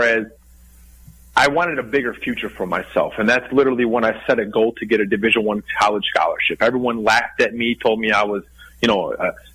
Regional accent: Darien, Illinois, United States; also born or lived in Indiana; I was born in Darien, Illinois, which is a suburb of Chicago, Illinois

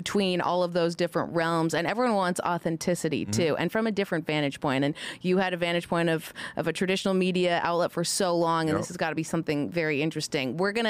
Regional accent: Canada; Actually, I'm Canadian

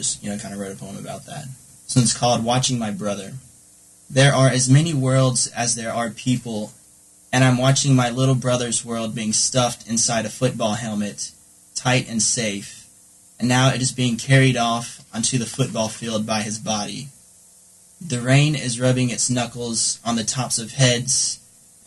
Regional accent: Durham, North Carolina, United States; I'm originally from Durham, North Carolina.

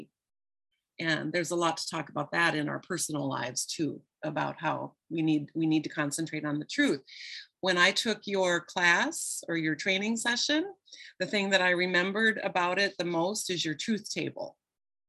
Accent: Midwest, United States; And I grew up in the Midwest in a small town.

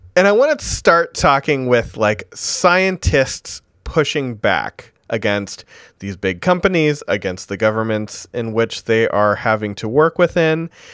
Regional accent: Vermont, United States; my home state

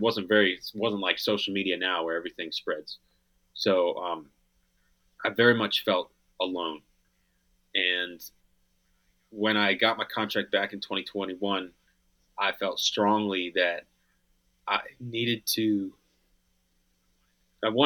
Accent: Pennsylvania, United States; Growing up in Pennsylvania

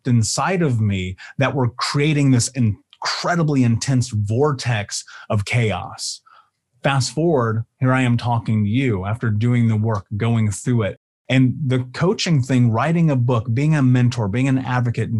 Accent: Indianapolis, Indiana, United States; I grew up in Indianapolis.

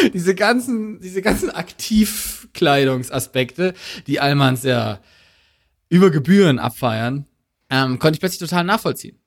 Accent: Black Forest, Baden-Württemberg, Germany; moved away as an adult; ich komme aus, ursprünglich aus dem Schwarzwald

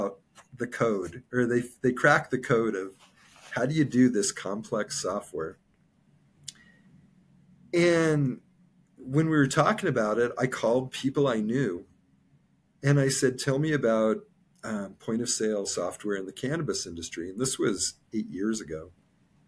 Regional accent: Colorado, United States; moved away; also born or lived in California; I was from Colorado. I lived in California for 19 years.

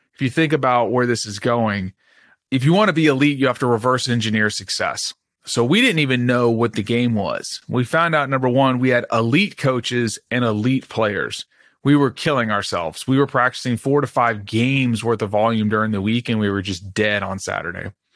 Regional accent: Dallas, Texas, United States; I grew up in Dallas, Texas

